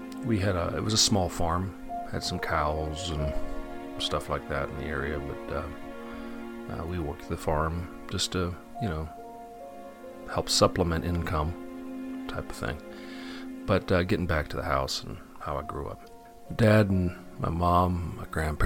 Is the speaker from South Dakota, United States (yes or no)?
no; Western Pennsylvania, United States; I grew up in Western Pennsylvania, a very old part of our settled country